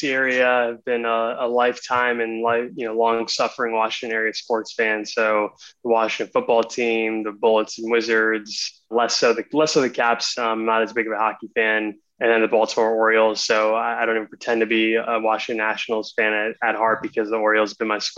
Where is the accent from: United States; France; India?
India; I'm, I'm Indian. My parents are both, we're both from India.